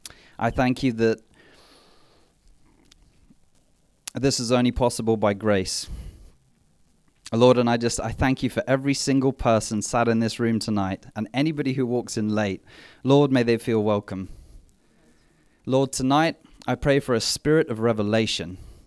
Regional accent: Mthatha, Eastern Cape, South Africa; born there; I was born in South Africa

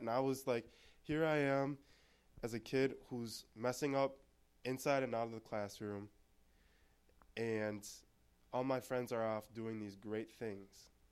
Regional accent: Anoka, Minnesota, United States; born or raised there; also born or lived in Texas

